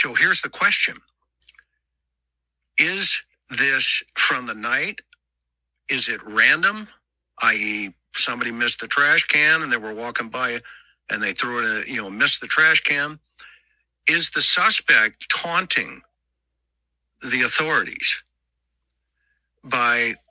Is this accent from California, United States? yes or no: yes; Southern California, United States; I'm from Southern California, and we know the value of gloves